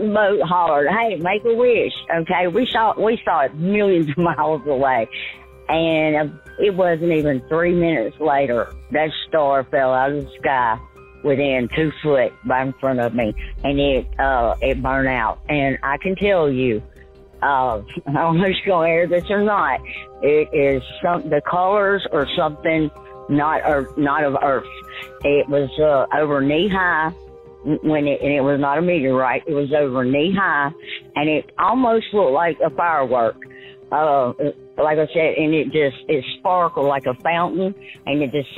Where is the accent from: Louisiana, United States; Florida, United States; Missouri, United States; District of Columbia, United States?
Louisiana, United States; West Monroe; moved away; I was from West Monroe, Louisiana